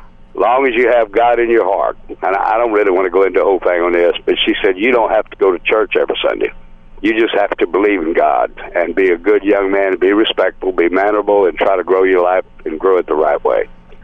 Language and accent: English; San Antonio, Texas, United States; I grew up in the San Antonio area.